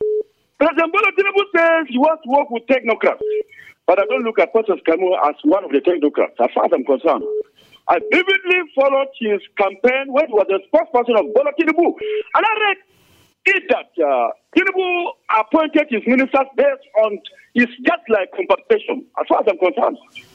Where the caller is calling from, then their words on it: Angwan Rukuba, Plateau, Nigeria; I'm calling from Angwarkuba, the voice of Angwarkuba.